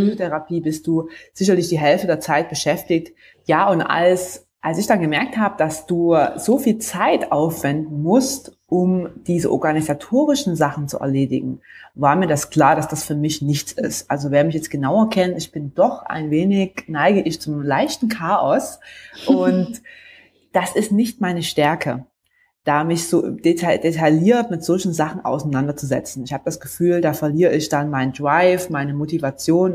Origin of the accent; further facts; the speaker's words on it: between Leipzig and Chemnitz, Saxony, Germany; now in Stuttgart, Germany; bin ursprünglich aufgewachsen im Osten, also näher zwischen Leipzig und Chemnitz